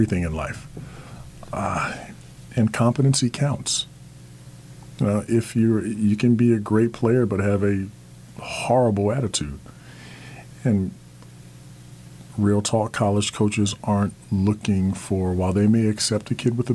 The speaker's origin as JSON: {"language": "English", "region": "New Jersey", "country": "United States", "tie": "born or raised there", "said": "growing up in New Jersey, I had to go to Philly to play AAU"}